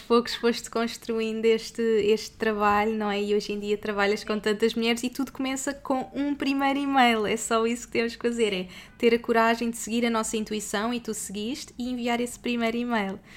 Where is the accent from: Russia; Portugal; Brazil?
Portugal; moved away; Somos portuguesas pelo mundo